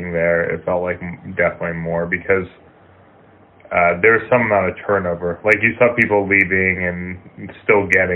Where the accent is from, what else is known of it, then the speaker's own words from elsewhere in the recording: Moorpark, California, United States; I grew up in Moore Park, which isn't too far from there